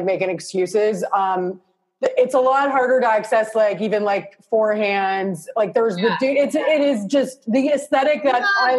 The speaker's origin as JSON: {"language": "English", "town": "Toronto", "region": "Ontario", "country": "Canada", "said": "I'm from Canada. Yeah, Toronto."}